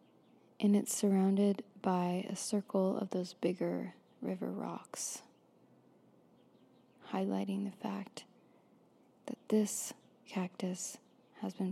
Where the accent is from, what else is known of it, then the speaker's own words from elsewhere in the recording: Florida, United States; I grew up in Florida